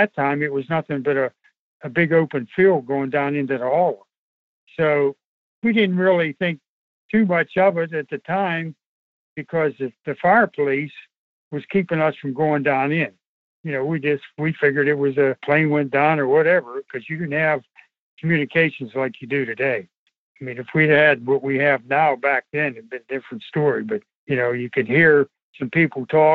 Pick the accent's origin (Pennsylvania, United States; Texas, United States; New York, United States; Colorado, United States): Pennsylvania, United States; near Kecksburg; also born or lived in Greensburg, Pennsylvania; I was born and raised in Welly Town, which is only 2 miles from Kecksburg